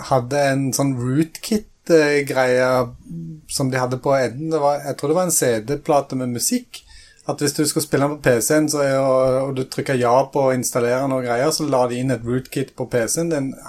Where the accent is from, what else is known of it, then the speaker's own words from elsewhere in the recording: Rogaland, Norway; now in Eastern Norway, Norway; jeg kom, som du hører, fra Jæren, fra Rogaland. og selv om det ikke høres sånn ut, så har jeg bodd på Østlandet i 20 år.